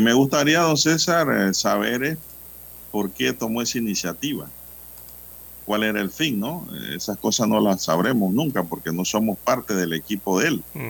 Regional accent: Panama; Panamá te hablan dos palabras en español y una en inglés

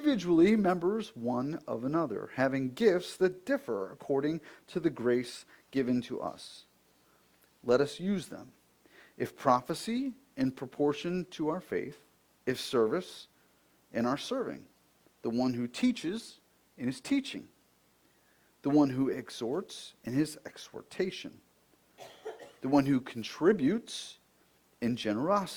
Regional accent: Buffalo, New York, United States; when we were growing up in Buffalo

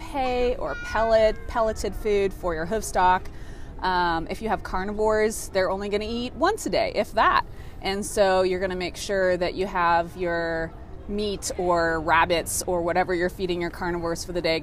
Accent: New England, United States; moved away as an adult; I grew up in the New England area and then have moved all over for work

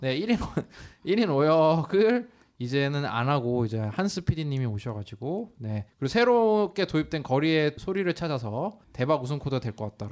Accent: Incheon, South Korea; born or raised there

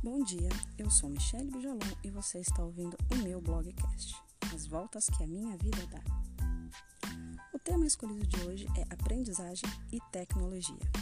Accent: Guarulhos, São Paulo, Brazil; moved away as an adult; also born or lived in interior of Minas Gerais; now in Minas Gerais, Brazil; UNG, que é uma faculdade de Guarulhos, que é a minha cidade

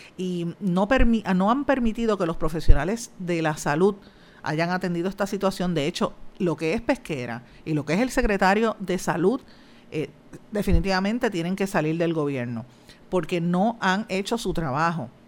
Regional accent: Guaynabo, Puerto Rico; Yo soy de Guainabo

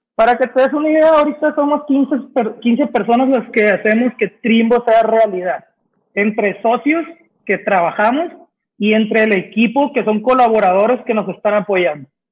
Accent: Sinaloa, Mexico; now in Guadalajara, Mexico; somos de Sinaloa tres de los cuatro socios

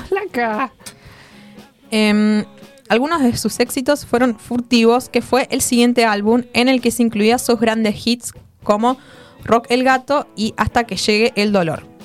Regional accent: Argentina; digamos que hago rock and roll y que soy argentino, que es otra cosa.

